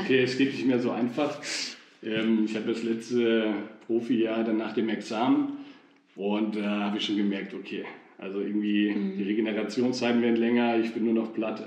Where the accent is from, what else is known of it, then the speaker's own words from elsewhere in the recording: Fulda, Hesse, Germany; ich bin ja in Fulda groß geworden, bin hier ganz normal zur Schule gegangen